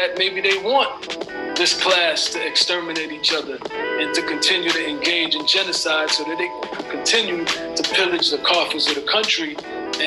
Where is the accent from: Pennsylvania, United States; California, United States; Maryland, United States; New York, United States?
New York, United States; New York City; moved away as an adult; now in Belize; I grew up in Brooklyn after I left Belize when I was about 8 years old